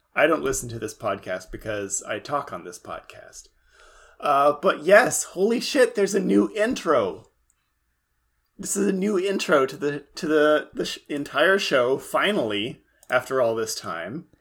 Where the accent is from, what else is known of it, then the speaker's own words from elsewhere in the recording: Central California, United States; in my hometown, which is, of course, in Central California